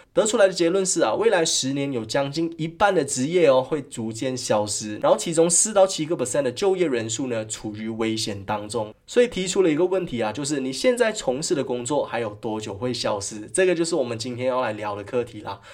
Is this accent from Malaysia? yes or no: yes; Malaysia; 在我们国家哦，马来西亚